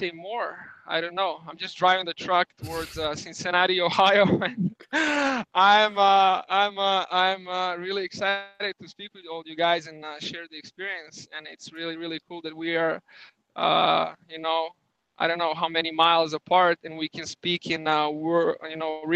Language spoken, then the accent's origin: English; Belgrade, Serbia; English is a second language; moved away as an adult; I am from Belgrade, the capital of Serbia.